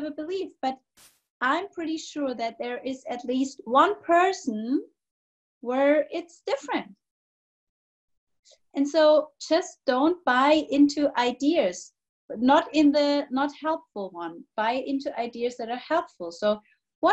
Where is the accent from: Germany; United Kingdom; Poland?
Germany; I'm from Germany